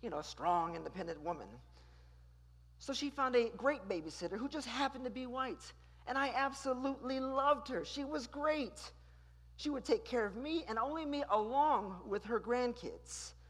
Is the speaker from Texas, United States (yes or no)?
yes; Houston, Texas, United States; I started attending a magnet school across town here in Houston